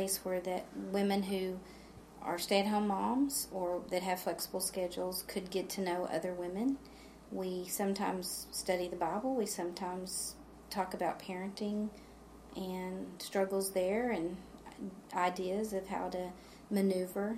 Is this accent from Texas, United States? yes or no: yes; San Angelo, Texas, United States; moved away as an adult; I grew up in San Angelo, but I never attended church at Johnson Street until 2004. We moved back to San Angelo